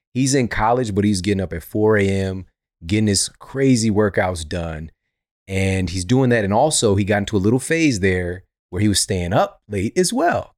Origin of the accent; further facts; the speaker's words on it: Ferguson, Missouri, United States; I'm from Ferguson, Missouri. We didn't have a gym around anywhere